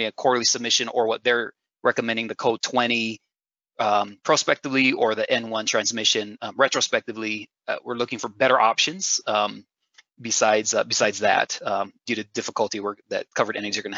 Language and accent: English; Hawaii, United States; I'm from Hawaii